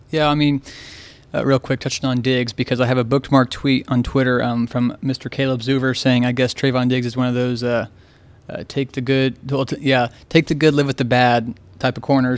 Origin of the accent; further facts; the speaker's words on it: Lynn, Indiana, United States; also born or lived in Richmond, Indiana / Texas; I'm from Lynn, Indiana